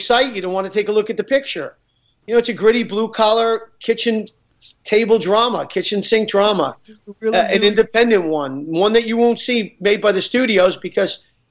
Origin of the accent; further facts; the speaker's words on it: New York City, New York, United States; I'm from Queens.